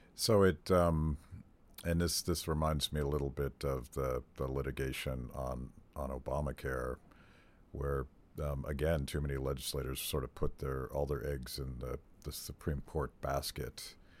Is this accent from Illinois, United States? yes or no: no; Western Pennsylvania, United States; Terry and I are, are born and raised in Western Pennsylvania